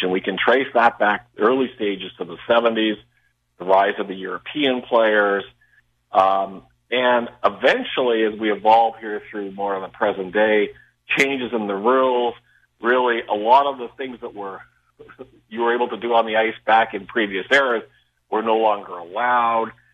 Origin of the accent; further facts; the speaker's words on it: Regina, Saskatchewan, Canada; also born or lived in Massachusetts; now in Las Vegas, United States; growing up in Regina